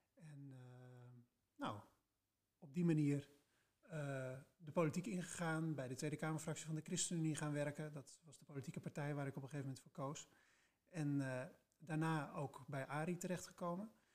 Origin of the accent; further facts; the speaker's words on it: Spakenburg, Utrecht, Netherlands; moved away as an adult; also born or lived in Leiden / The Hague; now in Enschede, Netherlands; Dus ik ben geboren en getogen in Spakenburg, het vissersdorp